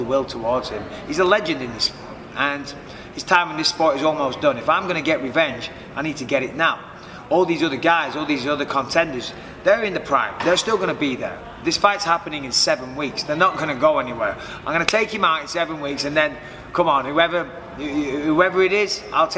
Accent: Clitheroe, North West England, United Kingdom; I'm from Clitheroe, which is a lovely small town, and I'm proud to be from Clitheroe.

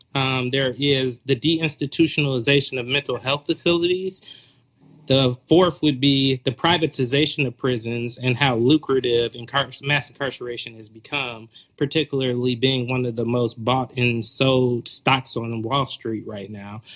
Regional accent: Atlanta, Georgia, United States; moved away as an adult; also born or lived in Appalachian Mountain region / Oakland, California; now in Chicago, United States; born and raised in the Metro Atlanta area

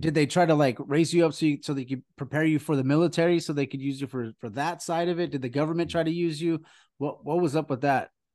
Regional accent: California, United States; we're, we're from California

